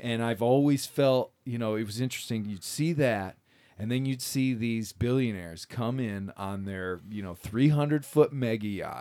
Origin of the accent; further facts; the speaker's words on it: Michigan, United States; growing up in Michigan